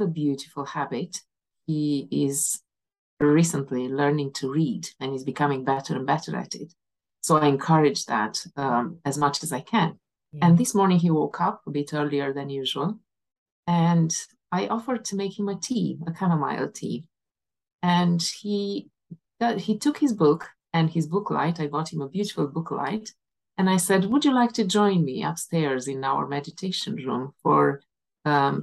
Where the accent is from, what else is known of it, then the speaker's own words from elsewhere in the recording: Romania; moved away as an adult; also born or lived in England / Aberdeen / Inverness; now in Scotland; back home, in my home country, in Romania